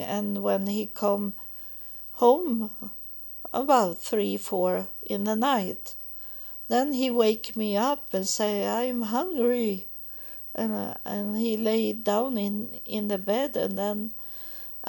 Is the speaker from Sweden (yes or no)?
yes; Sweden; also born or lived in United States; when I come back to Sweden and have a little more calm, that I got an apartment. But I didn't get nice apartments in the beginning, but at least I was home in my home, in my country